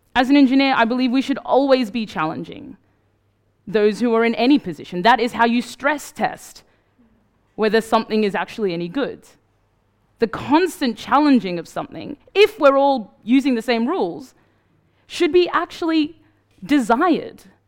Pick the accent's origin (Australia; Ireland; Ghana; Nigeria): Australia; moved away; also born or lived in Sudan; I grew up in Australia